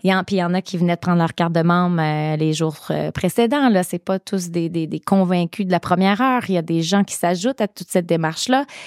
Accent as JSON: {"language": "French", "area": "Gaspésie", "region": "Quebec", "country": "Canada", "said": "chez nous en Gaspésie"}